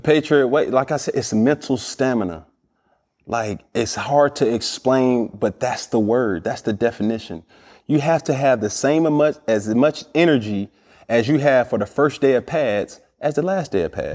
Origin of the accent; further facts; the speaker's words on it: Atlanta, Georgia, United States; I'm from Atlanta, Georgia